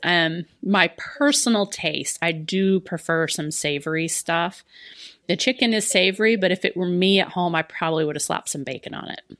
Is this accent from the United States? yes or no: yes; the South, United States; I'm from the South